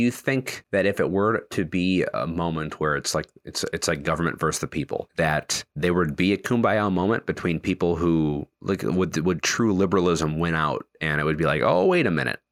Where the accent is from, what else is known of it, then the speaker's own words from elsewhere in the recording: Wisconsin, United States; now in Virginia, United States; I live in Virginia. I'm from Wisconsin.